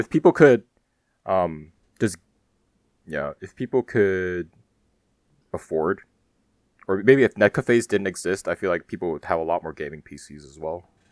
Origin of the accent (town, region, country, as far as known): Germany; born or raised there; moved away; also born or lived in South Korea